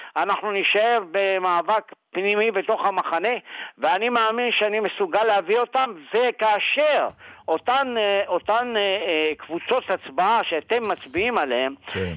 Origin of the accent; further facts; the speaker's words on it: Morocco; also born or lived in Sderot, Israel; now in Israel; אני מאוד גאה בעובדה שנולדתי אה, במרוקו.